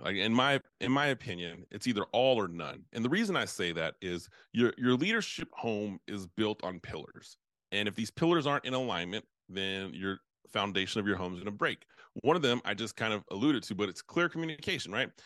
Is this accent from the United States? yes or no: yes; United States; I'm from United States